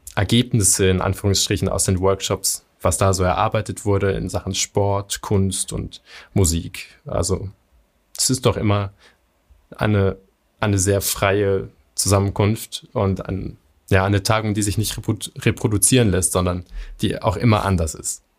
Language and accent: German; Göttingen, Lower Saxony, Germany; hier in Göttingen, meiner Heimatstadt